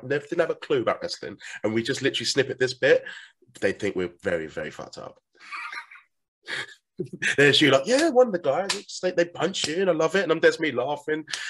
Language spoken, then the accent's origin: English; United Kingdom; accent: British; has a British accent